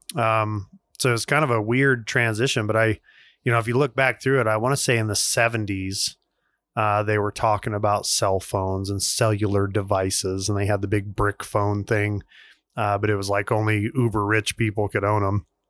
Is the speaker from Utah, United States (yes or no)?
yes; Vernal, Utah, United States; growing up in Vernal, Utah